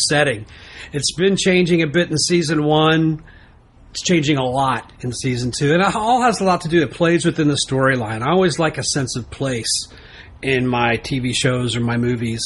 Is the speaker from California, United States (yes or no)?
no; Texas, United States; being a Texan